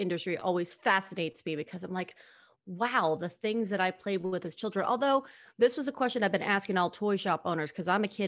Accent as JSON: {"language": "English", "region": "Texas", "country": "United States", "said": "I'm originally from Texas"}